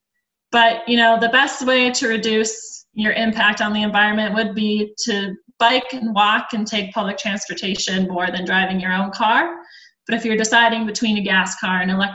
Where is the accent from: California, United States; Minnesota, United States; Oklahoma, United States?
Minnesota, United States; Minnetonka; moved away as an adult; also born or lived in Indiana; now in Colorado, United States; I'm actually from Minnesota. I grew up in Minnetonka.